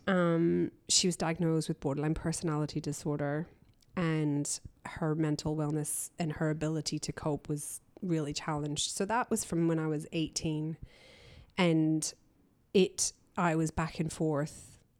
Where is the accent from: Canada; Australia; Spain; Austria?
Canada; also born or lived in Belfast, Northern Ireland / London; grew up in Canada. We exiled to Canada in the seventies when I was a baby